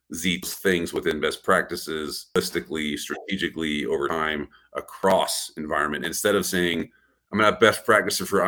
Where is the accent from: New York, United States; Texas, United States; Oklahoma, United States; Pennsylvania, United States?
Texas, United States; I'm from Texas, right? I just say don't trust nothing.